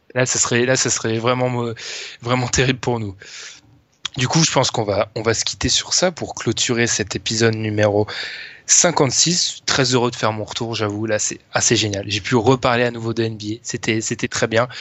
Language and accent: French; France; c'est malheureux qu'on est français